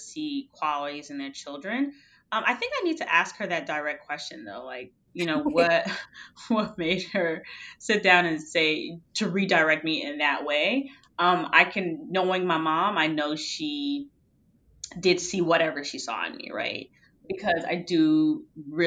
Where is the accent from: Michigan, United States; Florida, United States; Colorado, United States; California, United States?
Florida, United States; Miami; I grew up in Miami, Florida